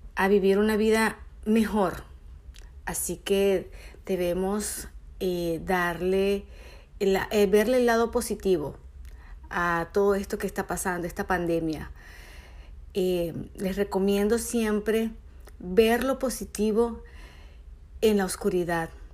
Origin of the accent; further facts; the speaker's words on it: Venezuela; moved away as an adult; Soy una venezolana que se vino a este hermoso país hace cinco años